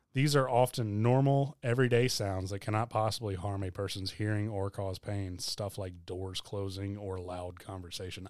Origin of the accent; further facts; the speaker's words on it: Hilton Head, South Carolina, United States; moved away as an adult; I was also born in Hilton Head